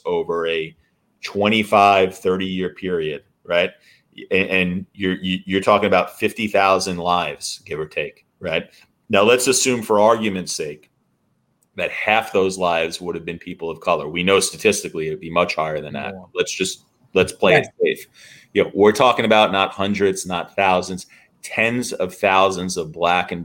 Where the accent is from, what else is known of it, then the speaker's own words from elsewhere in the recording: New York City, New York, United States; I'm a New Yorker